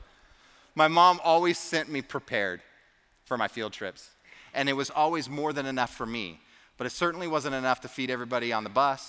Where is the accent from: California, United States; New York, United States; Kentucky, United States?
California, United States; the Bay Area; I grew up in the Bay Area, and I got to go to countless zoos and amusement parks, and I even saw the Nutcracker in San Francisco